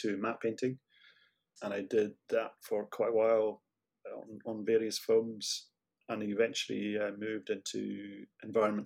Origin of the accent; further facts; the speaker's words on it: Isle of Lewis, Scotland, United Kingdom; moved away as an adult; also born or lived in Aberdeen; I lived in Lewis until I was about 18, 19. And then I went to Aberdeen to study graphic design for 2 years